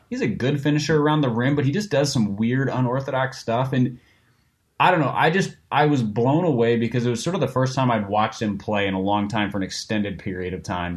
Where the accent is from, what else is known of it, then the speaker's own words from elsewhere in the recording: Minnesota, United States; I grew up in Minnesota.